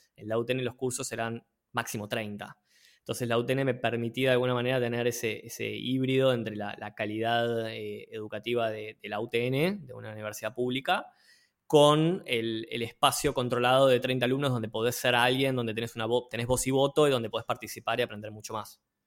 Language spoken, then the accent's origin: Spanish; Buenos Aires, Argentina; porteño desde la cuna, este, nacido en Villa Crespo, después pasé por Barrio Norte, Colegiales, Belgrano, Arte y Colegiales de nuevo, eh, Almagro, nada, pasé por varios, por varios barrios de la capital federal, pero siempre, siempre por acá.